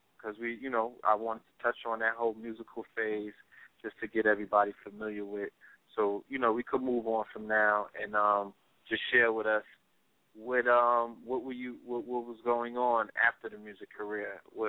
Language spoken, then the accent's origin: English; New York City, New York, United States; also born or lived in Bronx, New York; Born in the Bronx, raised in Brooklyn.